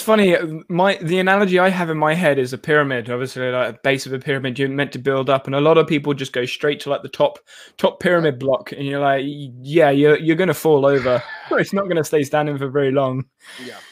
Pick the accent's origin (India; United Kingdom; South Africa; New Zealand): United Kingdom; as a British person